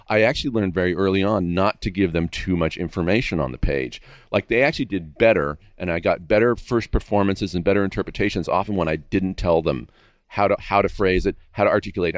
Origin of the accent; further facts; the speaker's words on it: Castro Valley, California, United States; now in Agoura, United States; I grew up in Northern California in a, in a, in the Bay Area, but out in the town called Castro Valley